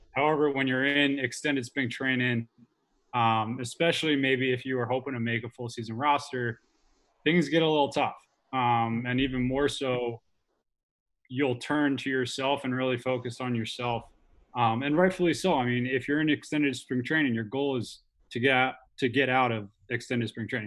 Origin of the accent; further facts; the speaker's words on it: United States; moved away; I'm from New Jersey, New York area originally, so all my family's still there